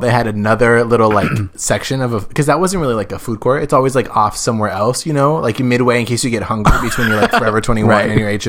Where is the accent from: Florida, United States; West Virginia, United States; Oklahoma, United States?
Oklahoma, United States; There was a mall in my hometown. Wow, like I grew up in Oklahoma.